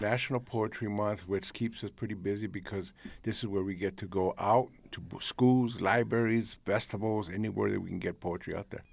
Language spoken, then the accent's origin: English; United States; first language Spanish; English is a second language; I was born in this country, raised in this country. This is my country